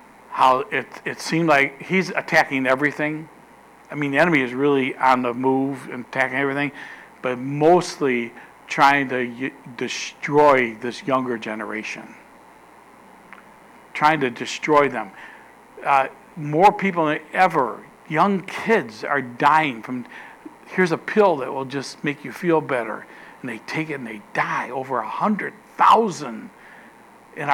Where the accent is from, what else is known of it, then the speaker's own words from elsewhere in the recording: United States; we're American citizens